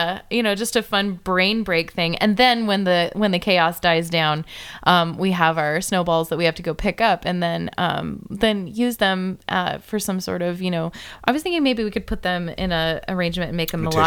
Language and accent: English; San Diego, California, United States